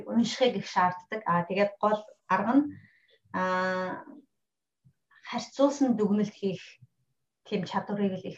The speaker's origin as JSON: {"language": "Mongolian", "country": "Mongolia", "moved": "yes", "lives_now": "London, United Kingdom"}